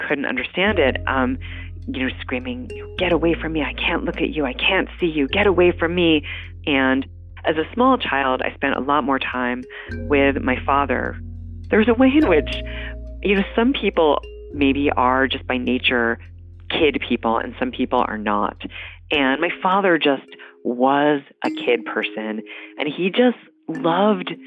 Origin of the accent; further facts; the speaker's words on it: Nyack, New York, United States; now in Cambridge, United States; I was born in the Hudson River Valley in a town that a lot of people know. It's sort of a popular town outside the city called Nyack.